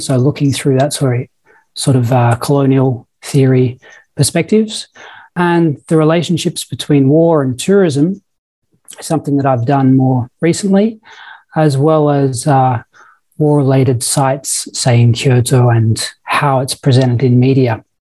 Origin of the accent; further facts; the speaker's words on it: Victoria, Australia; accent: Australian; moved away as an adult; also born or lived in England; I should probably say firstly that I'm Australian. I've been here now for 15 years or so, so I've probably lost a bit of my Australian accent, but I am Australian. I was born in England